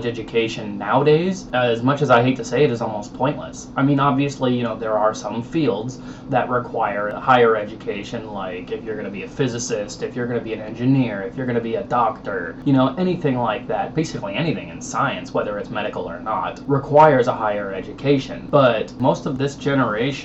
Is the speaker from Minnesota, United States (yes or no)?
yes; Minnesota, United States; moved away; also born or lived in Oklahoma; I was born and raised in Minnesota. However, I moved to Oklahoma. I went to high school in Oklahoma